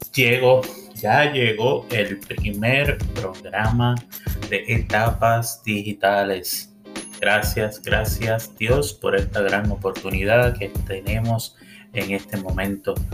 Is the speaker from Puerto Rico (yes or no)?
yes; Puerto Rico; moved away as an adult; also born or lived in Miami; now in Central Florida, United States; yo vengo de una familia de Puerto Rico